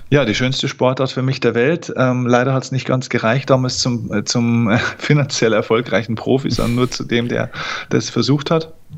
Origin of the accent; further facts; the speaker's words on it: Lower Bavaria, Germany; Ich komme aus Niederbayern. Das ist noch das wahre Bayern. Hier wird noch Dialekt gesprochen, auch wenn ich es hier versuche zu verstecken